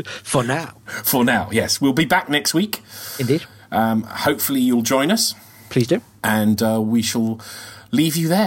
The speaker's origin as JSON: {"language": "English", "country": "United Kingdom", "said": "being very British, you don't offer an opinion unless you're asked for one."}